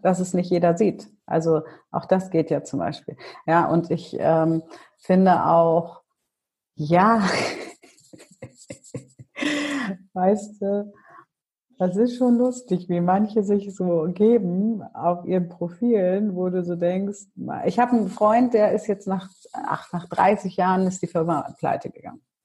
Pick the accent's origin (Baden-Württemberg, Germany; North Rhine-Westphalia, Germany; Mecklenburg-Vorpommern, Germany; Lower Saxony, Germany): Lower Saxony, Germany; Hanover; ich bin ja in Hannover geboren und aufgewachsen